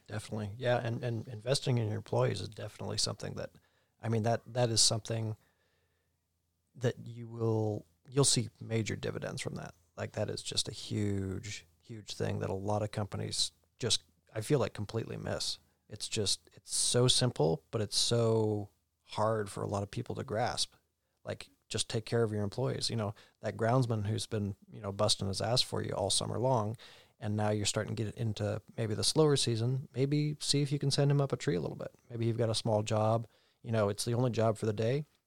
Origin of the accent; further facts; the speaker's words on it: Oregon, United States; born and raised in Oregon